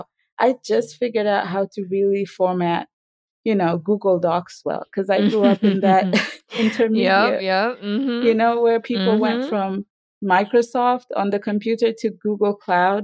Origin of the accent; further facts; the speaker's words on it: Tanzania; moved away as an adult; I grew up in Tanzania